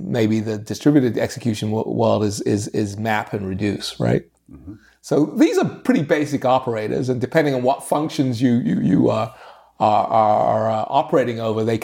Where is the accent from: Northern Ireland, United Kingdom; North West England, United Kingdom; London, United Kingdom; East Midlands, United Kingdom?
London, United Kingdom; now in United States; I grew up in London